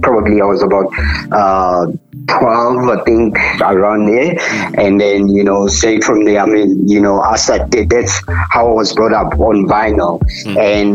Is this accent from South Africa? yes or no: yes; Katlehong, Gauteng, South Africa; I was born in the East Rand in Katlehong, township called Katlehong